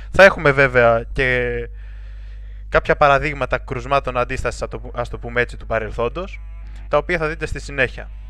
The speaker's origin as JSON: {"language": "Greek", "country": "Greece", "said": "πώς βλέπουμε και εμείς ως Έλληνες εθνικιστές αυτή τη βιτρίνα"}